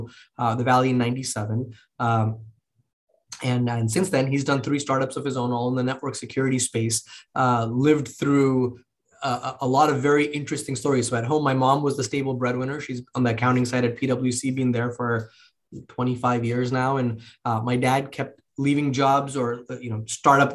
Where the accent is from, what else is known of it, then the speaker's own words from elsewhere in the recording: Mumbai, Maharashtra, India; moved away; I grew up in India, in Bombay, in. You know, the late 80s, early 90s.